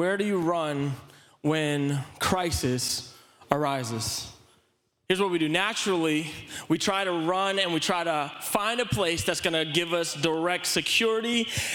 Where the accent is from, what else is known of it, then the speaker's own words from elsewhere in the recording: Philippines; growing up in the Philippines